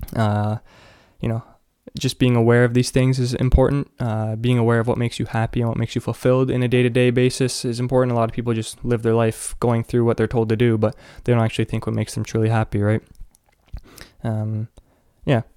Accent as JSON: {"language": "English", "country": "Canada", "said": "I'm from Canada"}